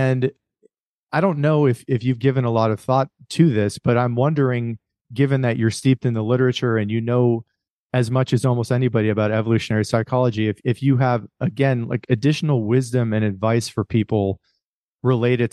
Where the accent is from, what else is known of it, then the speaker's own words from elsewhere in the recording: Rust Belt, United States; I grew up in the Rust Belt